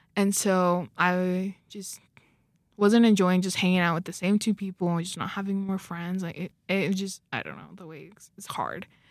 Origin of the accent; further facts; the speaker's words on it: Arizona, United States; moved away as an adult; now in Idaho, United States; I'm from Arizona